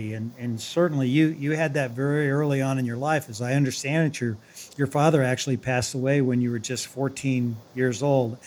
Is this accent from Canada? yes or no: no; Louisville, Kentucky, United States; I'm from Louisville